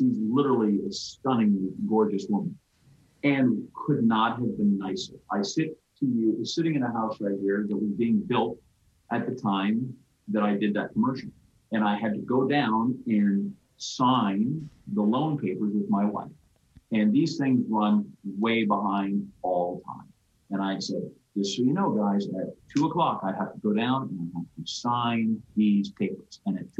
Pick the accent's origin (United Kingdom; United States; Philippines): United States; Green Bay, Wisconsin; moved away; a 10-year-old kid growing up in Green Bay